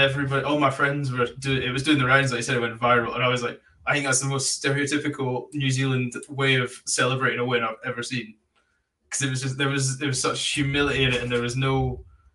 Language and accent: English; Scotland, United Kingdom; accent: Scottish; my Scottish accent